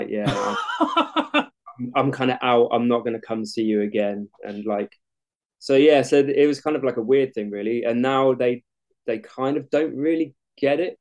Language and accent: English; Bracknell, South East England, United Kingdom; moved away as an adult; also born or lived in Falmouth / Weymouth; I'm from Bracknell